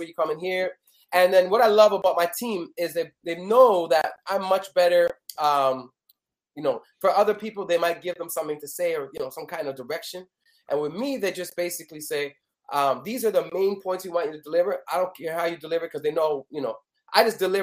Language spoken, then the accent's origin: English; Canada; I'm from Canada.